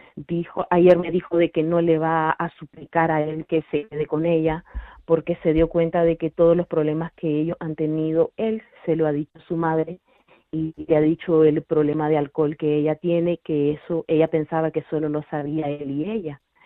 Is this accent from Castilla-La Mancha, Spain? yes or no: yes; Toledo, Castilla-La Mancha, Spain; soy de Toledo.